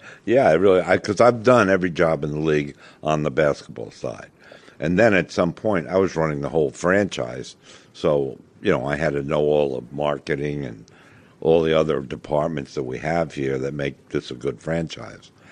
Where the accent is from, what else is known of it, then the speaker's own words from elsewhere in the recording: New York, United States; moved away; I loved being back there because it was my hometown